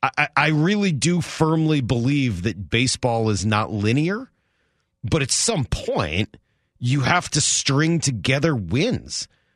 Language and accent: English; New York, United States; This is affecting me, and I'm a New Yorker.